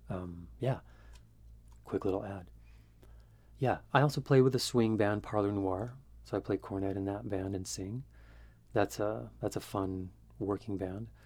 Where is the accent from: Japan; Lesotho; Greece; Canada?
Greece; moved away as an adult; now in Philadelphia, United States; 10 years here in Philly, and um, I grew up in Greece.